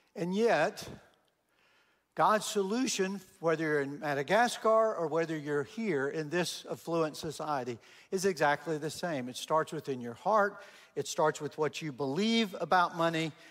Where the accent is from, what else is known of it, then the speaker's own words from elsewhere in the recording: Texas, United States; I'm from Texas, born and raised in Texas